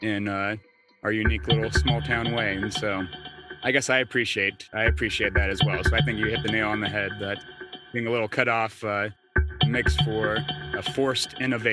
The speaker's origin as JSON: {"language": "English", "town": "Ord", "region": "Nebraska", "country": "United States", "tie": "born or raised there", "also_born_or_lived": "San Diego, California", "said": "James and I both grew up in a small town, Nebraska. I'm from Orton, Nebraska"}